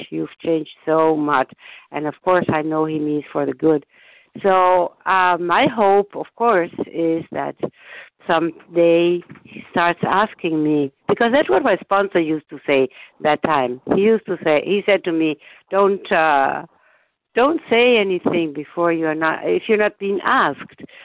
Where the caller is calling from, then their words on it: Germany; I'm calling from Germany